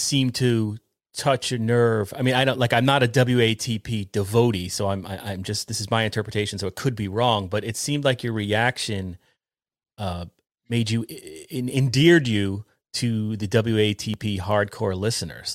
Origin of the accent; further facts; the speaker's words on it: New York, United States; we grew up together in New York